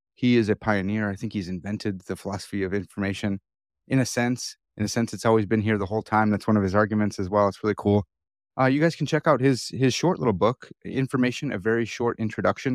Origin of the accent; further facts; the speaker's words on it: Chicago, Illinois, United States; accent: Chicago; my Chicago accent